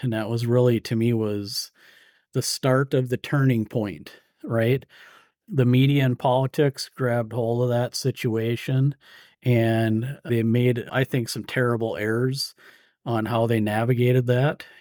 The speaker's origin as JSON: {"language": "English", "area": "Iron Range", "region": "Minnesota", "country": "United States", "tie": "born or raised there", "also_born_or_lived": "St. Cloud, Minnesota", "said": "I grew up on the Iron Range in Minnesota"}